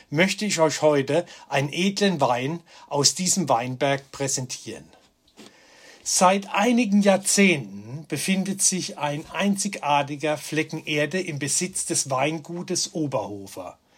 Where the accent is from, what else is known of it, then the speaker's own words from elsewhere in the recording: Rhineland-Palatinate, Germany; einer der vielen schönen Orte bei uns in der Pfalz